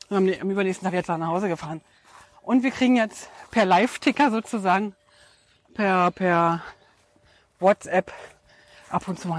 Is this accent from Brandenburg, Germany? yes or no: yes; Brandenburg, Germany; Und dieses Zuhause ist äh, tatsächlich da, wo ich herkomme, ähm, im Brandenburger Land bei Berlin.